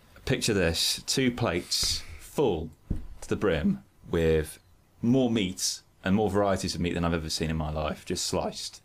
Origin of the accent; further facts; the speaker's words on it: Birmingham, West Midlands, United Kingdom; in Birmingham, my school was quite pagan